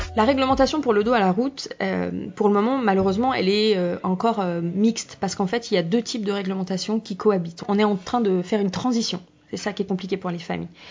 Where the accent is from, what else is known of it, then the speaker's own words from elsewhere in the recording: France; chez nous en France